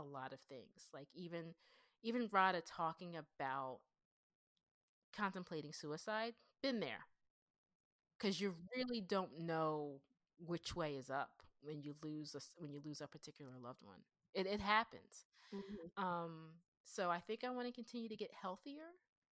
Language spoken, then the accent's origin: English; Pennsylvania, United States; accent: Pennsylvanian; I sound like a Pennsylvanian black girl who was raised in the WAC suburbs